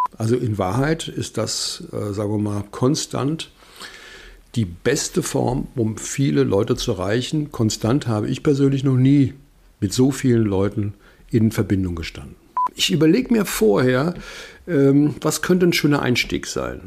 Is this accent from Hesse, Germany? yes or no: yes; Wiesbaden, Hesse, Germany; moved away; ich bin sehr gerne hier in meiner Heimatstadt und das ist ja eine der schönsten Straßen in Wiesbaden. Das weiß ich noch von früher